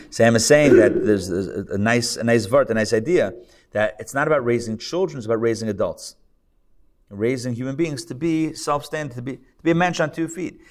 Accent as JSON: {"language": "English", "country": "Israel", "tie": "born or raised there", "said": "I'm Israeli, by the way. I was born in Israel"}